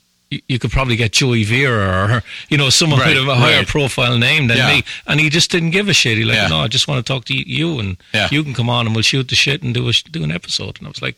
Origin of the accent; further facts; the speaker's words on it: Ireland; one of the episodes I did was about growing up in Ireland and the music we listened to.